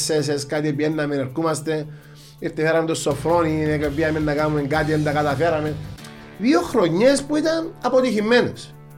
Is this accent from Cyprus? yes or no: yes; Larnaca, Larnaca District, Cyprus; Αγαπώ την πόλη μου, λατρεύω ε, γεννήθηκα εκεί, μεγάλωσα εκεί, αντρώθηκα επαγγελματικά εκεί